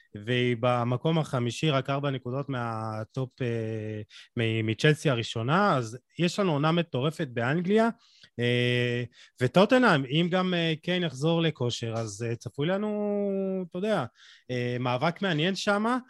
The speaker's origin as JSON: {"language": "Hebrew", "country": "Israel", "said": "אנחנו חיים במדינת ישראל"}